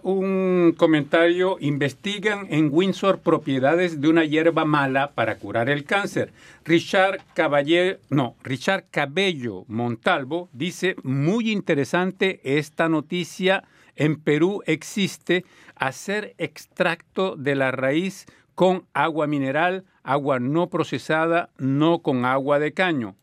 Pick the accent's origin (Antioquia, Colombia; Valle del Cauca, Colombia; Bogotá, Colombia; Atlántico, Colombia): Atlántico, Colombia; Barranquilla; moved away; yo me recuerdo de que cuando era chico allá en Barranquilla, Colombia, hace muchísimos años de eso